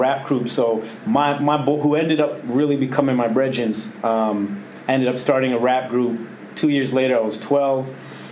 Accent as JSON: {"language": "English", "town": "Toronto", "region": "Ontario", "country": "Canada", "tie": "born or raised there", "said": "I grew up, like, till I was about 9 at Don Mills and Steeles, and then moved to McCown and Steeles, which is just down the road. So basically the border of Scarborough into Scarborough"}